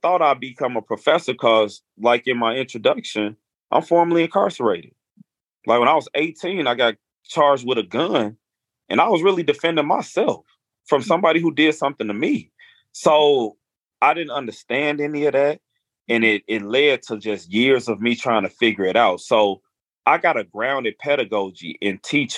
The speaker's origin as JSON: {"language": "English", "town": "Chicago", "region": "Illinois", "country": "United States", "tie": "born or raised there", "said": "I'm from Chicago"}